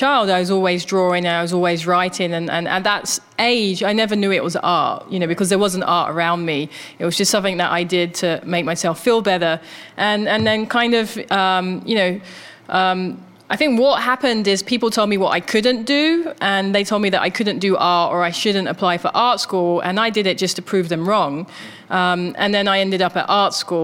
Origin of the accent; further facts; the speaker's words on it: London, United Kingdom; also born or lived in Japan; now in New York, United States; I grew up in Thamesmead, which ended up being predominantly white, working class, racist, homophobic.